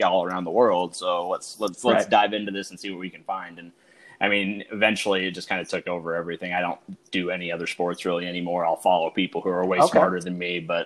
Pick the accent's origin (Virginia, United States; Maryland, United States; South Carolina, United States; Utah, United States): Utah, United States; I grew up in Utah, so my childhood was the Jazz with Stockton and Malone